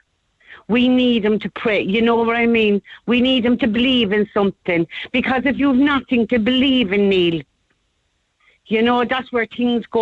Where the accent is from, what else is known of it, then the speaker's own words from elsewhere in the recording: Cork, Munster, Ireland; I'm from the Holly Hill area. We had a beautiful priest up here one time